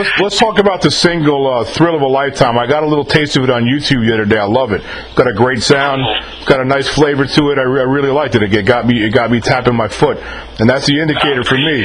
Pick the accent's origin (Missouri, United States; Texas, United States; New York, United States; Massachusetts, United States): New York, United States; I'm born and raised in New York